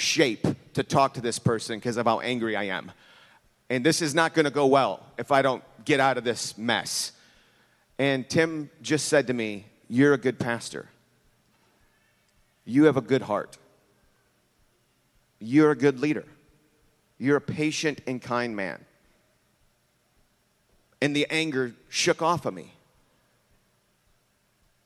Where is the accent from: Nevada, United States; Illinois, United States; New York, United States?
Illinois, United States; Chicago; I'm from Chicago